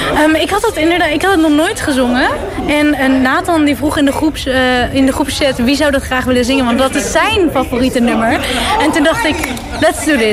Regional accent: Netherlands; now in Germany; terug naar eh, mijn moederland

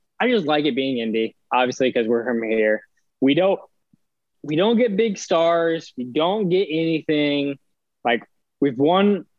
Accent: Indiana, United States; we're from Indiana

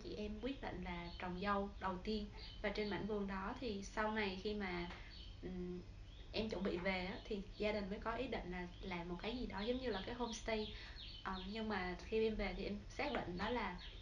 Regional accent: Da Lat, Lam Dong, Vietnam; Em rất là được sinh ra và lớn lên tại Đà Lạt

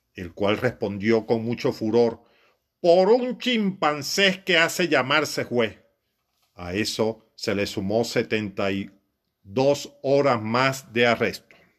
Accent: Siquisique, Lara, Venezuela; Che María es un personaje de mi pueblo

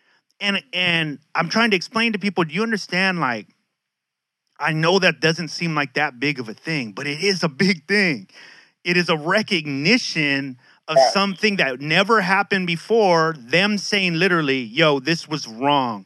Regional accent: San Diego, California, United States; I grew up in Logan Heights.

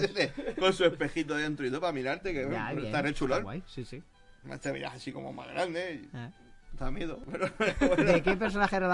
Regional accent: Córdoba, Andalusia, Spain; yo soy cordobés, eso lo entiendo.

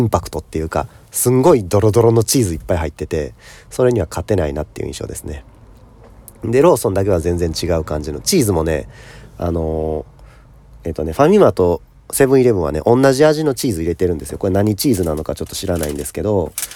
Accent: Kansai, Japan; 僕もまあ関西出身

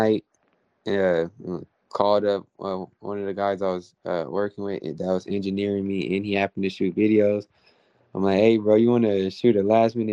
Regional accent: Stockton, California, United States; I'm from Stockton. I'm from the West Coast

